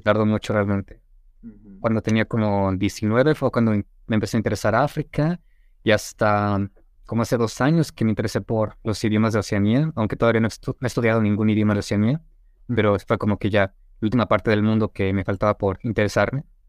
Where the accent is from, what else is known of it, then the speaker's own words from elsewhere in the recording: Toluca, State of Mexico, Mexico; first language Spanish; also born or lived in Tizapán / Mérida; yo nací en Ciudad de México, pero viví como menos de un año, o un año ahí, me mudé a Tizapán, que es como en la zona norte de la Ciudad de México, y a los ocho años me mudé a Toluca y básicamente ahí viví toda mi niñez